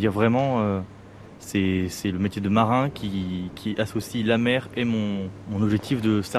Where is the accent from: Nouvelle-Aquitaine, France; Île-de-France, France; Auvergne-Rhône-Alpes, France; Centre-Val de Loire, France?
Nouvelle-Aquitaine, France; Périgord; moved away; also born or lived in Rochefort; viens de Périgord, donc pas du tout la mer. Euh, j'habite à Rochefort deux ans, Rochefort-sur-Mer.